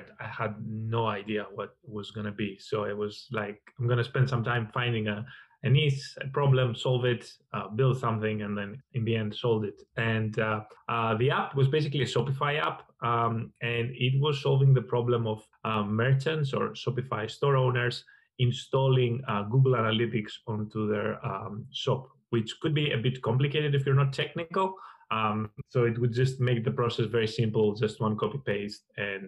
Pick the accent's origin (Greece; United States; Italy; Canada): Greece; moved away; also born or lived in London; I'm from Greece originally. I spent a lot of my time in London